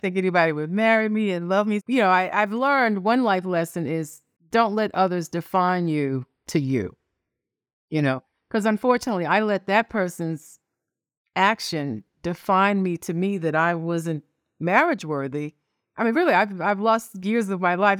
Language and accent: English; New York City, New York, United States; I was born in New York City. I'm an only child. I grew up poor in Washington Heights, uh, part of New York City.